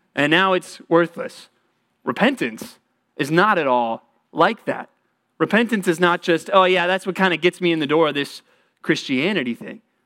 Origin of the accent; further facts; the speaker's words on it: Texas, United States; moved away; I grew up in Texas.